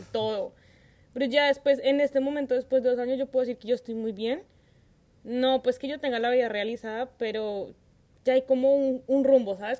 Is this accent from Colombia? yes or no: yes; Colombia; now in London, Canada; como tantos colombianos